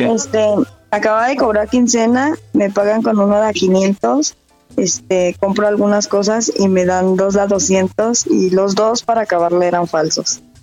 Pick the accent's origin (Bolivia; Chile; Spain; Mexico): Mexico; Morelos; Yo nací en Morelos